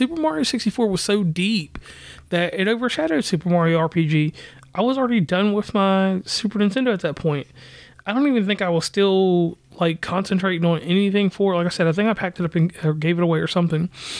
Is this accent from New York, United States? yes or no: no; West Virginia, United States; from West Virginia.